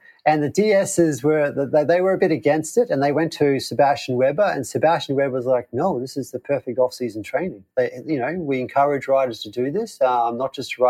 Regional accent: Queensland, Australia; Yes, so you're right. I was born in Queensland. It is very hot there in the summer.

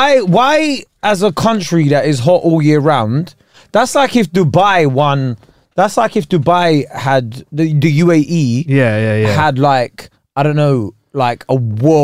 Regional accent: United Kingdom; We have something as British people, yeah, that people in that side of the world just won't do, right?

